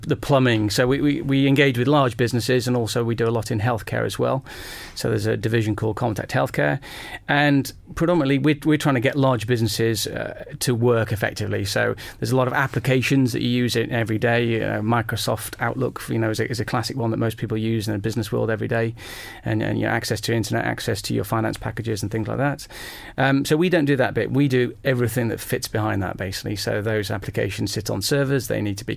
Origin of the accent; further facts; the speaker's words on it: Stoke-on-Trent, West Midlands, United Kingdom; growing up in Stoke-on-Trent in the Midlands